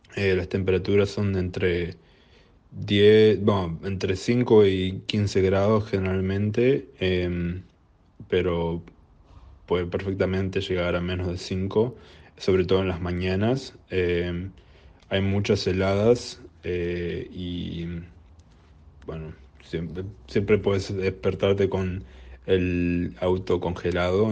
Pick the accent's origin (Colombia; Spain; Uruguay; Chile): Uruguay; moved away as an adult; now in Tasmania, Australia; yo soy uruguayo.